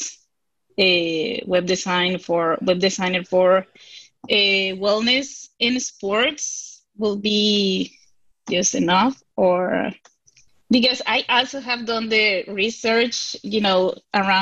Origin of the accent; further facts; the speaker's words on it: Venezuela; English is a second language; now in United States; I'm from Venezuela